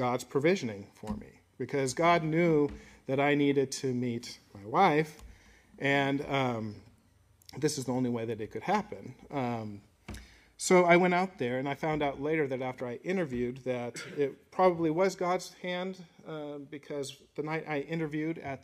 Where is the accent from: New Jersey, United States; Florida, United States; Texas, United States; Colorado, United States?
Colorado, United States; I grew up in Colorado